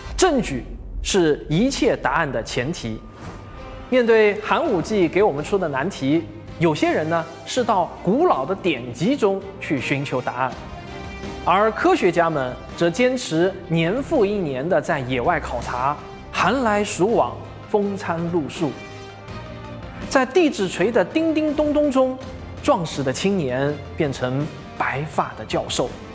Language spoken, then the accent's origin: Chinese; China; 跟我们中国人没有什么关系